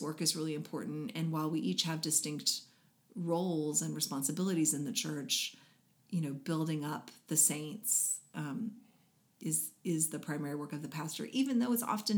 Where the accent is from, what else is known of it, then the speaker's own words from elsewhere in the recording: United States; as American Christians